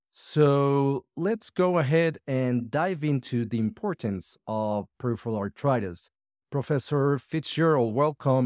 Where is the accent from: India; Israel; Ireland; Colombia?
Colombia; Medellín, Antioquia; I'm a rheumatologist from Medellín, Colombia